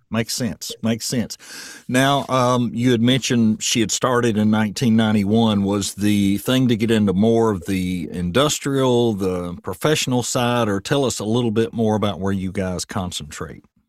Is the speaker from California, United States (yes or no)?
no; Murfreesboro, Tennessee, United States; moved away as an adult; also born or lived in White House, Tennessee; now in Portland, United States; I'm from Murfreesboro, and when I go back home, I just feel lost. It's not the same place it was when I was a kid.